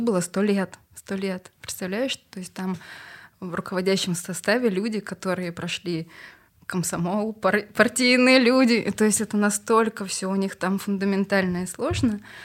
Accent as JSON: {"language": "Russian", "country": "Kazakhstan", "moved": "as an adult", "lives_now": "Russia", "said": "я из Казахстана"}